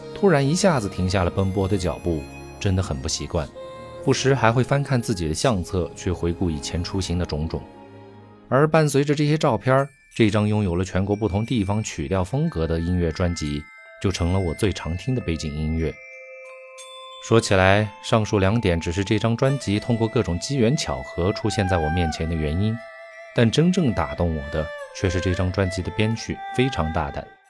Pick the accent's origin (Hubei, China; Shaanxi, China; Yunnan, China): Yunnan, China; 我家乡云南